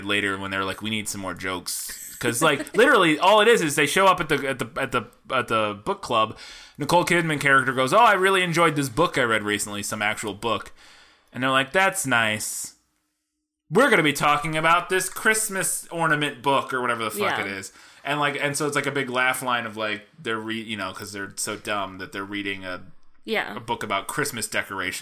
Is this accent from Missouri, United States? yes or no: yes; St. Louis, Missouri, United States; I grew up in St. Louis